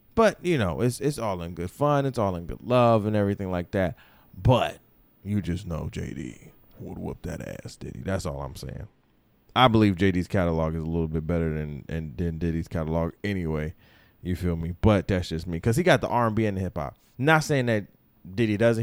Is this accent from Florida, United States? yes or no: yes; Florida, United States; moved away; also born or lived in Grand Rapids, Michigan; I'm from Florida.